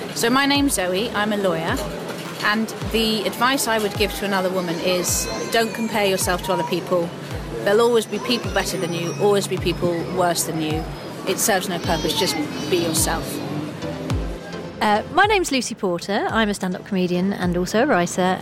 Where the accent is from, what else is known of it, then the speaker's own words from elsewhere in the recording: just outside of Manchester, North West England, United Kingdom; I grew up just outside of Manchester